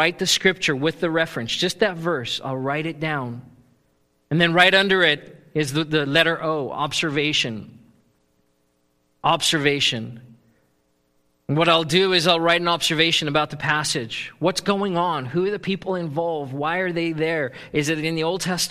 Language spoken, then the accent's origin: English; South Africa; moved away; I grew up in South Africa, which is a gold mining country